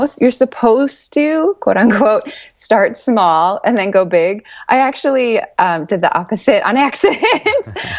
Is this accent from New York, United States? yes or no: no; Chicago, Illinois, United States; I'm a Chicago native